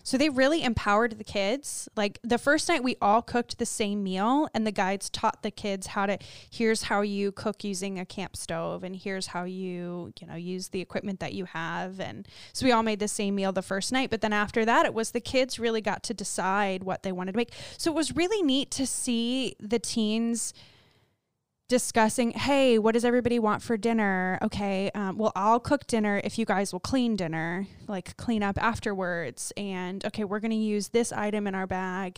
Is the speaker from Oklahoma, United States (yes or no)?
no; Florida, United States; we're from Florida